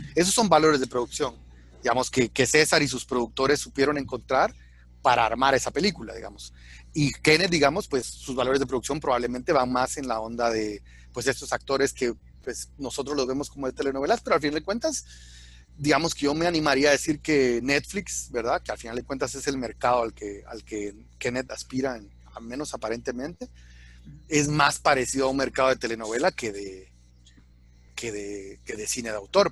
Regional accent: Guatemala; soy alguien de Shell Aguate urbano que no me tocó, digamos, directamente el conflicto armado

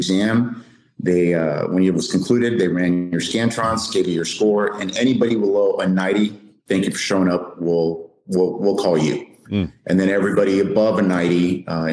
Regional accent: South Texas, United States; I grew up in South Texas, was there all my life

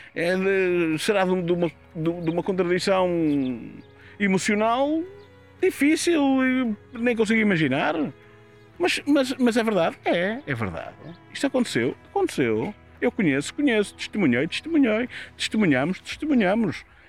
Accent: Castelo de Paiva, North, Portugal; estamos a Castelo Paiva, é a minha terra, eu conheço as pessoas que lá estavam

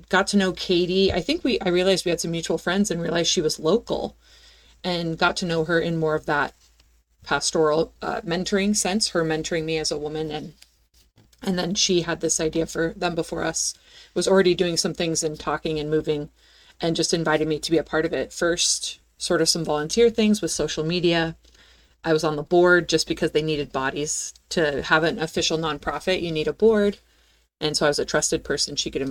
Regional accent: Pacific Northwest, United States; I was born and raised in the Pacific Northwest

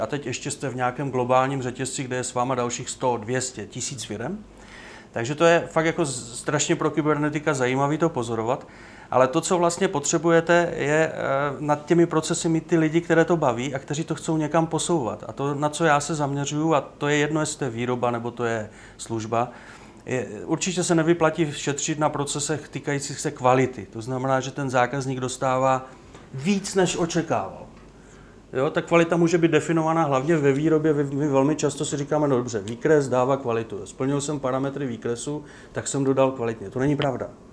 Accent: Ostrava, Moravian-Silesian Region, Czechia; now in Opava, Czech Republic; Já sám jsem vyrůstal v, eh, na Sleské ostravě

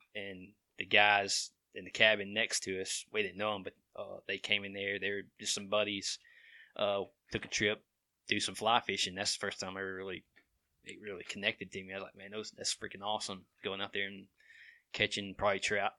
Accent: Cordova, United States; we grew up in Dover Town, uh, the old area of Cordova

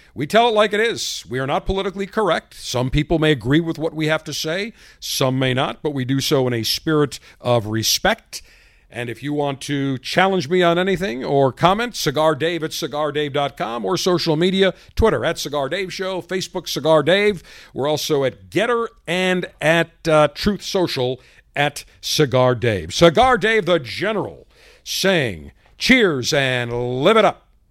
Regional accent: United States; as an American, as you and I as Americans

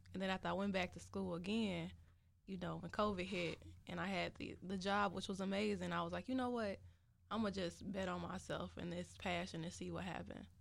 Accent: Chicago, Illinois, United States; also born or lived in South Holland, Illinois / Champaign, Illinois; I'm from Chicago, the South Side

